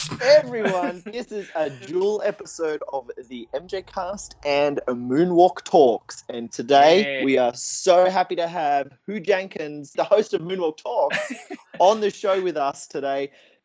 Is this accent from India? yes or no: no; Queensland, Australia; moved away; also born or lived in Western Australia; when I moved from Queensland over to Western Australia, everyone was like, have you got a New Zealand accent? And I was like, no, I don't. I'm from Queensland.